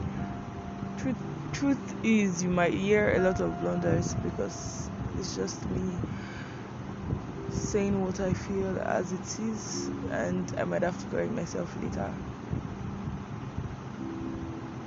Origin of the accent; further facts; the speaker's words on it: Nigeria; I'm a Nigerian